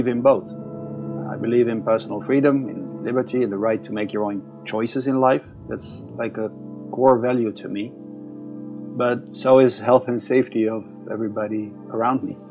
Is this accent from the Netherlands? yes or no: yes; Amsterdam, North Holland, Netherlands; I'm from Amsterdam in the Netherlands